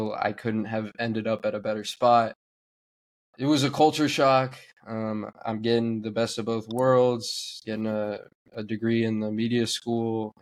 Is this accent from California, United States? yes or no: yes; Bay Area, California, United States; I'm from the Bay Area. Grew up rooting Bay Area.